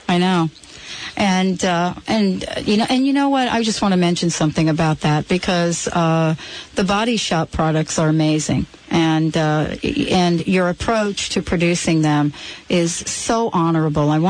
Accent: East Coast, United States; now in Seattle, United States; I moved from the East Coast to Seattle, and one of the things I noticed in moving, Anita, was that I come basically from a place where you rarely saw people carrying around a bottle of water.

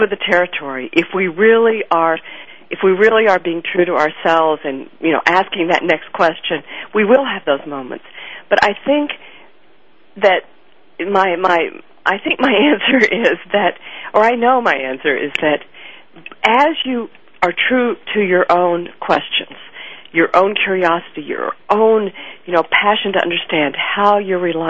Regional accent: Fort Worth, Texas, United States; I grew up in Texas, in Fort Worth, Texas, in the 1950s and 60s

